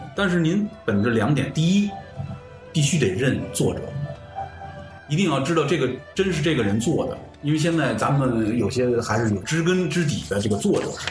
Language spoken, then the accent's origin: Chinese; China; 我们中国人